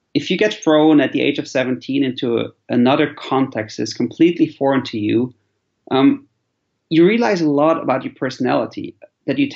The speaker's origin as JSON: {"language": "English", "country": "Switzerland", "also_born_or_lived": "Central Asia", "moved": "as an adult", "said": "I'm originally from Switzerland"}